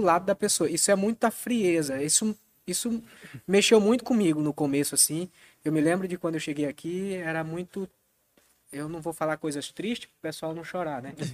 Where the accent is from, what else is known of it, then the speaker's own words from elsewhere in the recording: Maranhão, Brazil; now in Florianópolis, Brazil; eu sou natural do Maranhão, uma cidadezinha muito pequena